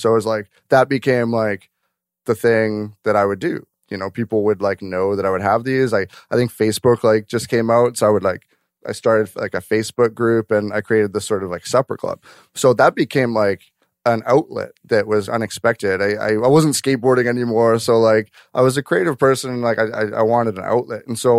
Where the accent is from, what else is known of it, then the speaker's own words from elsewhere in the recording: White Rock, British Columbia, Canada; I grew up in White Rock. So I was at the Earl's in White Rock.